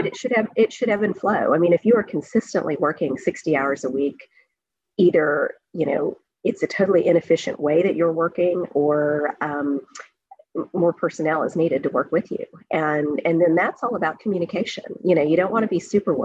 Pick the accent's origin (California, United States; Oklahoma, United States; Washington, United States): Oklahoma, United States; moved away as an adult; also born or lived in Singapore; now in New Brunswick, Canada; growing up in Oklahoma